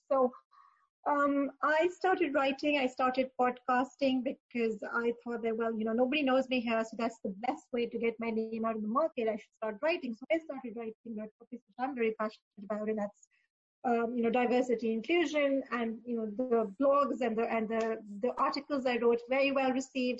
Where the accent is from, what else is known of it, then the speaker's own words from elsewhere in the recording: Pakistan; moved away as an adult; also born or lived in Dubai; I am originally from Pakistan, um, and that's where I started my career